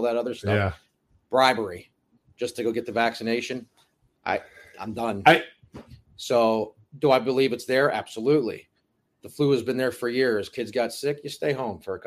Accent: Boardman, Ohio, United States; also born or lived in South Side, Youngstown, Ohio; Grew up on the South Side

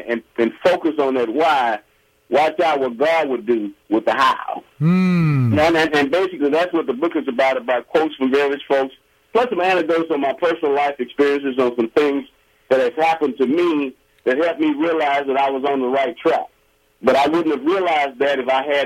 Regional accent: Alexandria, Louisiana, United States; also born or lived in Baton Rouge, Louisiana; I'm originally from Louisiana, the great state of Louisiana, Alexandria, Louisiana, which is in central Louisiana.

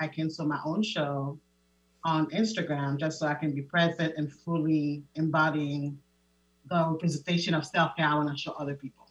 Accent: Haiti; moved away; I am originally from Haiti. I was born and raised

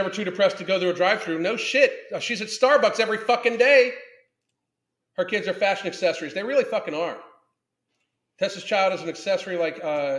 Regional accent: Southwestern Pennsylvania, United States; I grew up in Southwestern PA

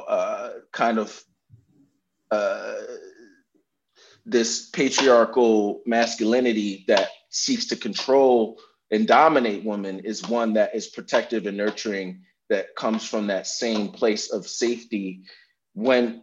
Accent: New York City, New York, United States; I grew up in New York

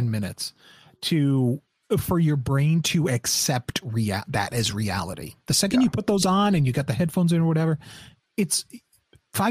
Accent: Rhode Island, United States; moved away; I'm from the East Coast. I'm from a little state called Rhode Island

